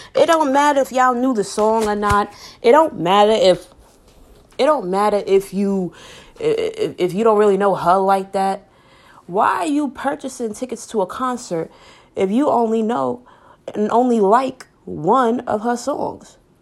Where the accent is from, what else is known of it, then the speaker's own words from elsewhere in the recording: New York City, New York, United States; I'm from New York, home of the Apollo, home of the Apollo Theater